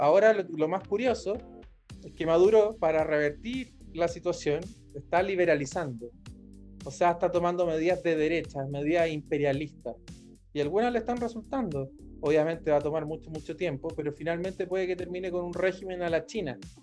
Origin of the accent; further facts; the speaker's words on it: Rancagua, O'Higgins, Chile; mi ciudad natal, en Rancagua